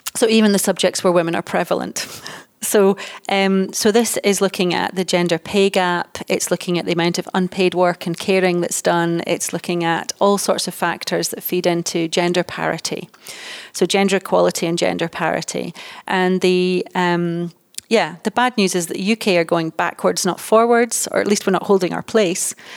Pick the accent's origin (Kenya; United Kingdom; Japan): United Kingdom; Dundee, Scotland; moved away as an adult; also born or lived in United States; I was born in Dundee, and although I've worked all over the world, I'm now based in Dundee